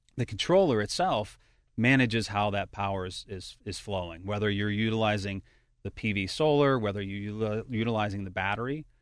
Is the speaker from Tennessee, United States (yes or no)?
no; Pittsburgh, Pennsylvania, United States; moved away as an adult; also born or lived in Baltimore; now in Cranberry Township, United States; I'm actually a hometown product here. Uh, I was born and raised in Carrick